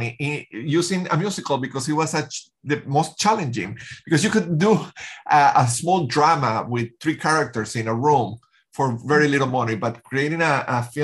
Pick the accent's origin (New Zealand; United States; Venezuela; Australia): Venezuela; I grew up in Venezuela